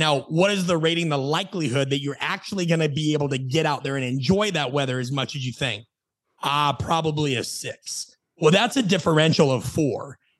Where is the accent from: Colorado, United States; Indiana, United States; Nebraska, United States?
Nebraska, United States; also born or lived in Phoenix / Los Angeles; now in Atlanta, United States; I live in Atlanta, Georgia. I've lived in Phoenix. By and large, and whenever I'd say, oh, I'm from Nebraska, people would say, oh, that's miserable.